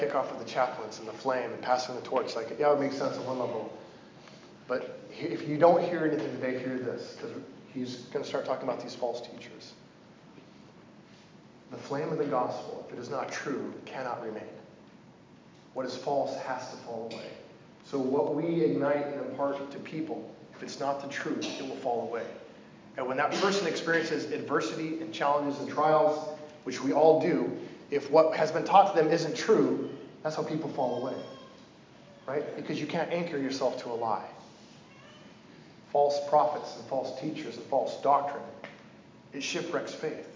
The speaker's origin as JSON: {"language": "English", "region": "Oregon", "country": "United States", "said": "I'm from Oregon"}